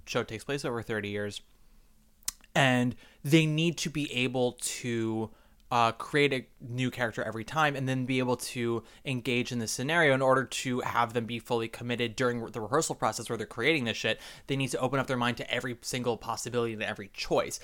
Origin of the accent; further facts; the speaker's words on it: New York, United States; much as I love being a New Yorker